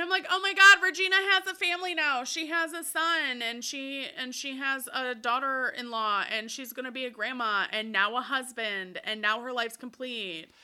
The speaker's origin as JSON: {"language": "English", "region": "Wisconsin", "country": "United States", "said": "we're from Wisconsin"}